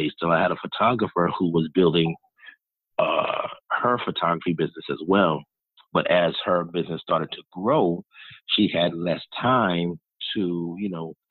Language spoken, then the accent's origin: English; New York City, New York, United States; moved away as an adult; also born or lived in North Carolina; now in Miami, United States; I'm originally from New York, born and raised 27 years